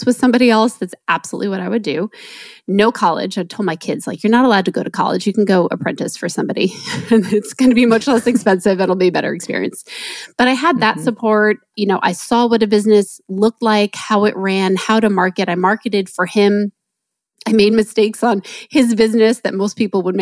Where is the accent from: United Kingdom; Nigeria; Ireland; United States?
United States; New Jersey; I grew up in New Jersey